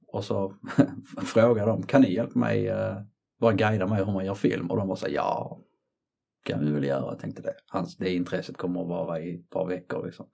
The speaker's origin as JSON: {"language": "Swedish", "town": "Trelleborg", "region": "Skåne", "country": "Sweden", "tie": "born or raised there", "also_born_or_lived": "Colombia / Gothenburg / London", "moved": "as an adult", "said": "jag är född i Colombia 1975. Eh, jag är uppväxt i Skåne, Trelleborg, Sveriges sydligaste stad"}